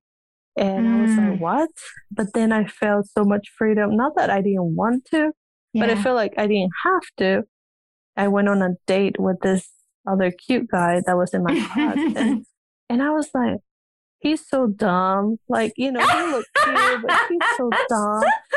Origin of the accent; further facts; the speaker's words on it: Peru; English is a second language; moved away; I came from Peru and didn't know any English. I had to learn English